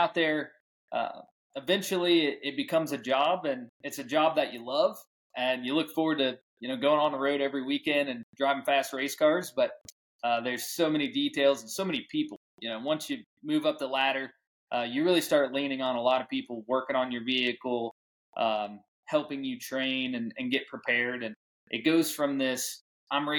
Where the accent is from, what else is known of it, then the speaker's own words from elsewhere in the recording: St. Louis, Missouri, United States; growing up in St. Louis, Missouri